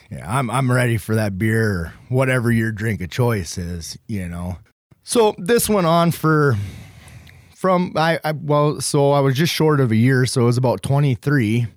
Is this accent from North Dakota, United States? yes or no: yes; Beulah, North Dakota, United States; I'm from Beulah, North Dakota.